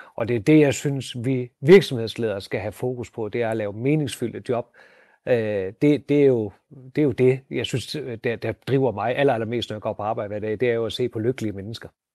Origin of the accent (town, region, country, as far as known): North Jutland, North Denmark Region, Denmark